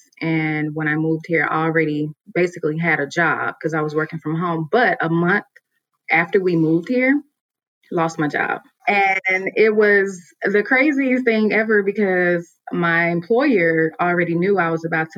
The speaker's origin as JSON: {"language": "English", "region": "Mississippi", "country": "United States", "moved": "as an adult", "lives_now": "Atlanta, United States", "said": "I'm originally from Mississippi. And so I moved to Atlanta about 7 years ago."}